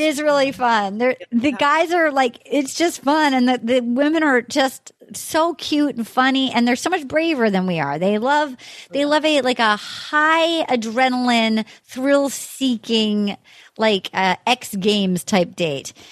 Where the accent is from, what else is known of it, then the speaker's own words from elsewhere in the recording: Little Compton, Rhode Island, United States; moved away; my hometown, Little Compton, Rhode Island